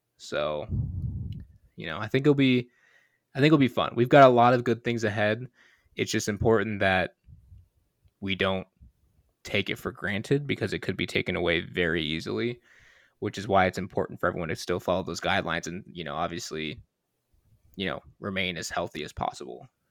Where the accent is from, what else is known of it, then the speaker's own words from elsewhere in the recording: Michigan, United States; I'm from Michigan